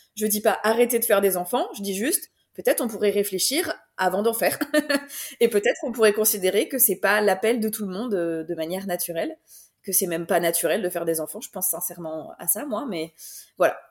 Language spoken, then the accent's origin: French; France; now in Belgium; j'habite en Belgique, mais je suis française